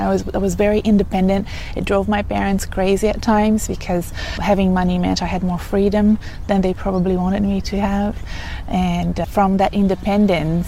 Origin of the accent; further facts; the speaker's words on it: Brazil; moved away as an adult; now in Australia; in Brazil, my home country